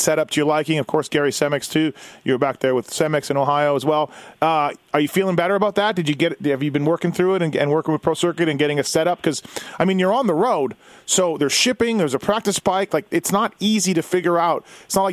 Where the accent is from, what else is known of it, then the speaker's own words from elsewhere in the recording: Canada; moved away; I'm from Canada